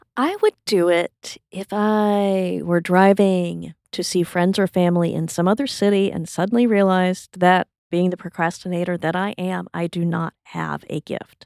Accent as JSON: {"language": "English", "region": "Texas", "country": "United States", "said": "my identity as a Texan"}